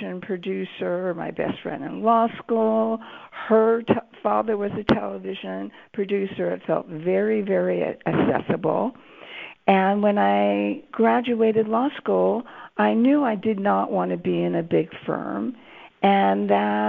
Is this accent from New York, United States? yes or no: no; Los Angeles, California, United States; I grew up in Los Angeles, and next to Hollywood.